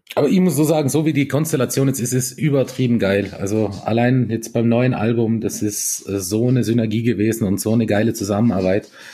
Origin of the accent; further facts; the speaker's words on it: Lienz, Tyrol, Austria; Die Lienser reden, also unsere, also da wo ich herkomme, wir reden ja eh noch relativ ähm, verständlich